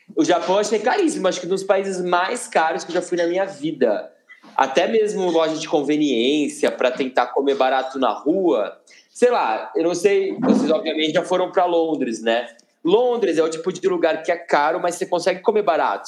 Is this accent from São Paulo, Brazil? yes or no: yes; Campinas, São Paulo, Brazil; moved away as an adult; now in São Paulo, Brazil; eu sou de Campinas do interior